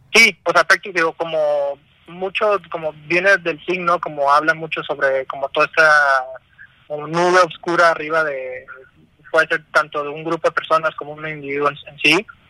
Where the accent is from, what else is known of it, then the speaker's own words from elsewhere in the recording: Tijuana, Baja California, Mexico; moved away as an adult; now in Mexico City, Mexico; Vivimos en la Ciudad de México. Somos de Tijuana